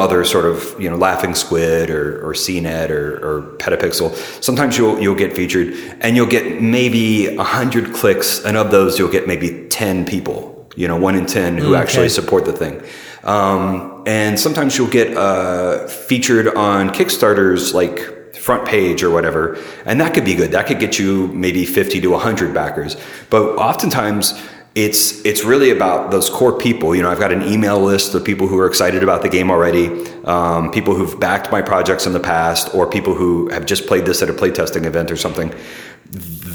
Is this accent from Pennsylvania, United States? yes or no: no; Middle Tennessee, United States; born or raised there; also born or lived in St. Louis, Missouri; now in San Francisco, United States